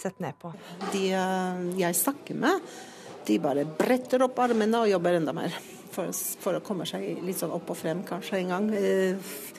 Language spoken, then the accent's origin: Norwegian; Poland; now in Norway; jeg er polsk